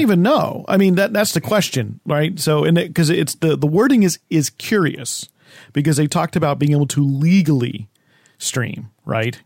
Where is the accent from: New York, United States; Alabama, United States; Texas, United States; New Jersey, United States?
New Jersey, United States; when I grew up in New Jersey